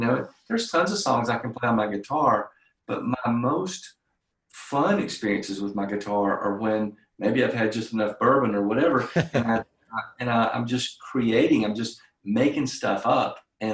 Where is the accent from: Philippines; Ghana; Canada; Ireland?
Ireland; I'm Irish, so I always say that creativity is 80% alcohol, and the other 20% is caffeine.